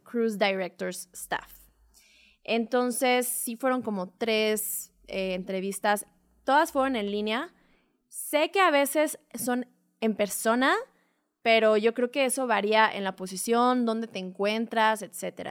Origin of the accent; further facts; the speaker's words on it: Puerto Vallarta, Jalisco, Mexico; moved away; also born or lived in Playa del Carmen; soy de Puerto Vallarta